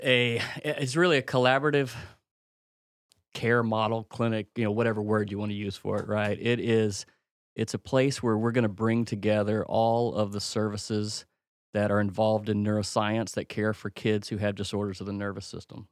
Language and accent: English; Mississippi, United States; moved away; a simple man from Mississippi